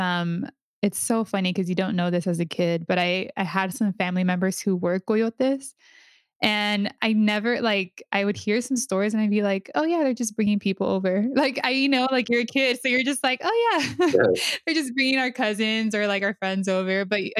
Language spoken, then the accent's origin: English; Honduras; and I was like, oh, I'm from Honduras, right?